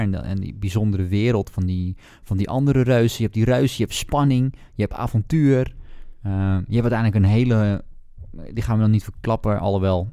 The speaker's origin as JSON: {"language": "Dutch", "country": "Netherlands", "said": "als Nederlander"}